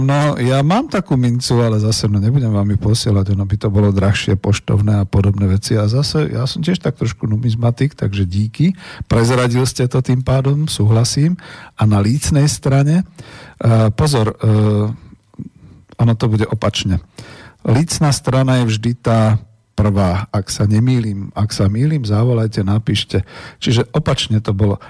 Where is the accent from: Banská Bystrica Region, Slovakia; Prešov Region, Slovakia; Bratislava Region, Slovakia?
Bratislava Region, Slovakia; Bratislava; ako Bratislavčan